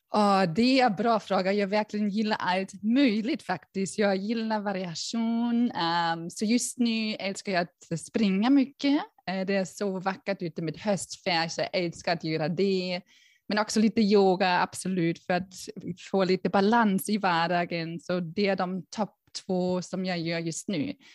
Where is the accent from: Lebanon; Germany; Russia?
Germany; Berlin; Swedish is a second language; moved away as an adult; also born or lived in United States; now in Sweden; jag är ursprungligen faktiskt från Tyskland, från Berlin, kanske hör ni det